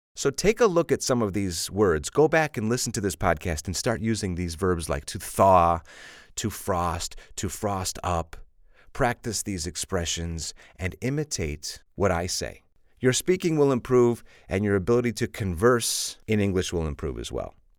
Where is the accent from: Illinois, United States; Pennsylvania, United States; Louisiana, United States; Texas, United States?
Illinois, United States; Chicago; I'm from Chicago